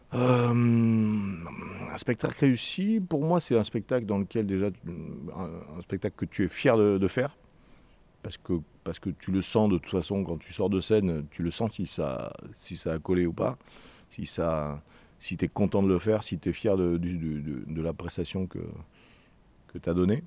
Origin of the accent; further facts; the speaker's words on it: Toulouse, Occitania, France; on est toulousain